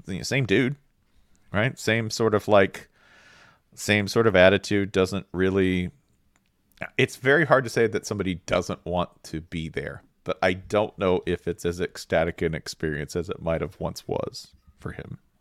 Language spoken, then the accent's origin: English; United States; I'm American